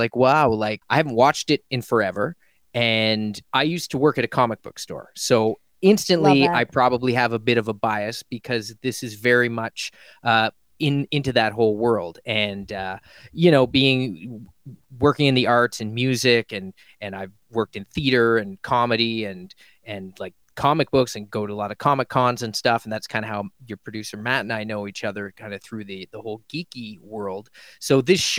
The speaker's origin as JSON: {"language": "English", "town": "Halifax", "region": "Nova Scotia", "country": "Canada", "tie": "born or raised there", "moved": "yes", "lives_now": "Toronto, Canada", "said": "I grew up in Halifax, Nova Scotia, which is on the East Coast"}